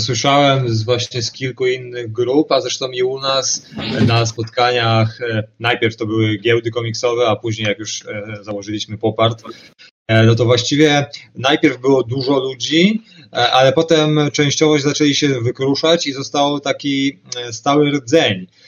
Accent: Szczecin, West Pomeranian Voivodeship, Poland; u nas w Szczecinie

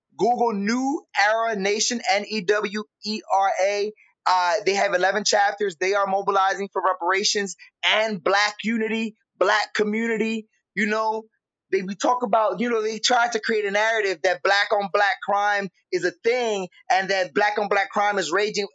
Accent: Camden, New Jersey, United States; I'm from Camden, New Jersey

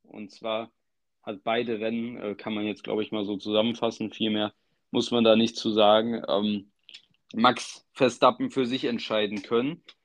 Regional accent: Germany; als Deutscher

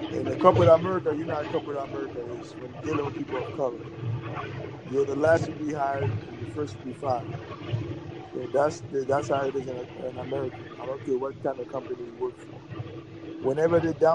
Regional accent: New York City, New York, United States; now in Miami, United States; I grew up in New York City, and I live in Miami

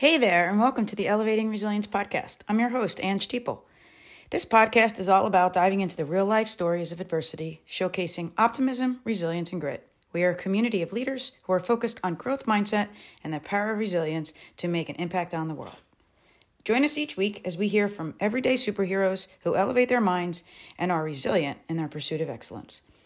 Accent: Red Bank, New Jersey, United States; I'd call myself a Red Bank kid, too

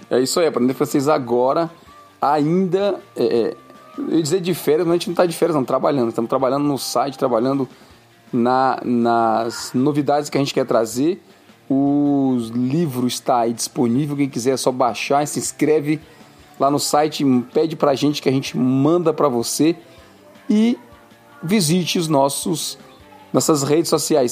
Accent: Fortaleza, Ceará, Brazil; now in Canada; eu vim do Nordeste lá para nossas bandas

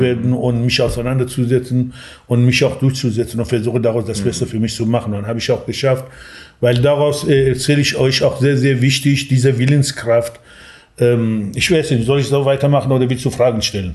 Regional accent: Sanandaj, Kurdistan, Iran; German is a second language; moved away as an adult; now in Germany; ich bin als Kurde im Iran geboren und ähm, ich lebte in einer kleinen Stadt in Kurdistan, heißt Sanandaj und bin ganz normal aufgewachsen

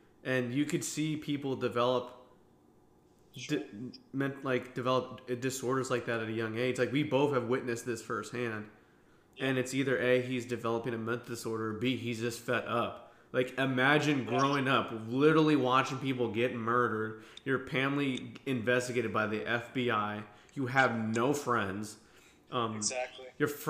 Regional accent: United States; we're American

